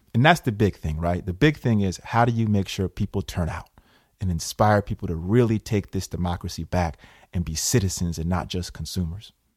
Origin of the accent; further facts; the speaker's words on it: Schenectady, New York, United States; A young kid growing up in Schenectady, working class roots